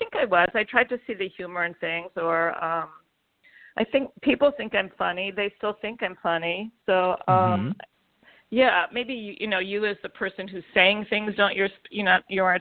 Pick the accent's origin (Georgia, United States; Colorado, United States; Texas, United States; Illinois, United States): Illinois, United States; Chicago; also born or lived in New York / Iowa; I grew up in Chicago.